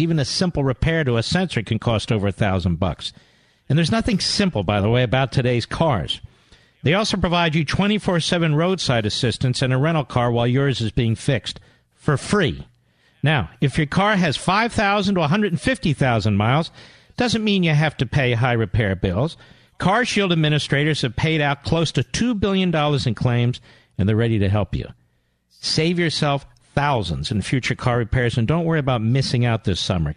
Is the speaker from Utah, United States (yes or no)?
no; Montgomery County, Pennsylvania, United States; I grew up in Montgomery County.